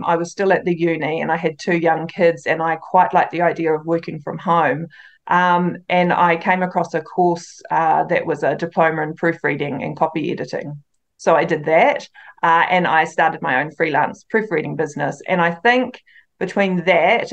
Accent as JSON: {"language": "English", "area": "near Waitomo, central North Island", "region": "Waikato", "country": "New Zealand", "tie": "born or raised there", "said": "it's actually about 15 minutes away from my hometown, so I grew up with it just down the road."}